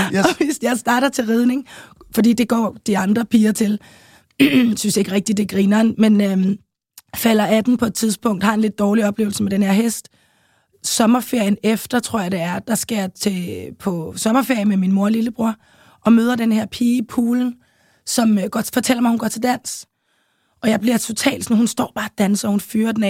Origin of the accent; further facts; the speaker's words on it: Copenhagen, Capital Region of Denmark, Denmark; also born or lived in St. Croix; jeg voksede op i København K, øh, nærmest lige på Kongens Nytorv